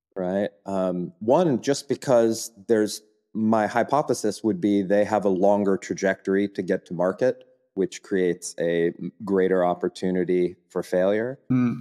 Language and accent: English; United States; moved away as an adult; now in Germany; as an American